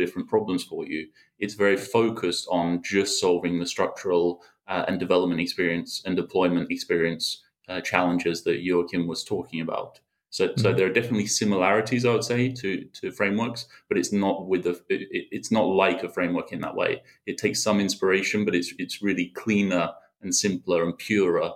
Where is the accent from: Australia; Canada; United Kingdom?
United Kingdom; moved away; I'm originally from the UK